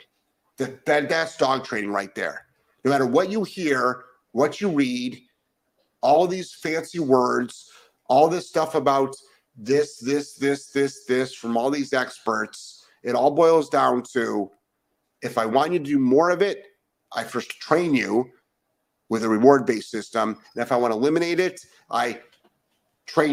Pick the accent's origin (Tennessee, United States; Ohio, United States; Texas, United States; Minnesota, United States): Ohio, United States; Cleveland; moved away; I'm originally from Cleveland